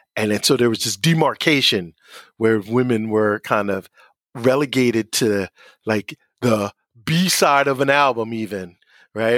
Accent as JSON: {"language": "English", "town": "Asbury Park", "region": "New Jersey", "country": "United States", "tie": "born or raised there", "said": "I grew up in Asbury. We, I did not grow up in, in the city in New York"}